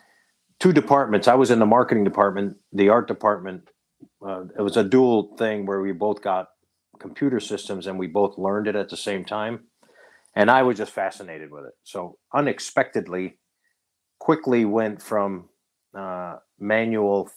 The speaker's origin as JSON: {"language": "English", "town": "Yatesville", "region": "Pennsylvania", "country": "United States", "tie": "born or raised there", "said": "I grew up in Yatesville, Pennsylvania"}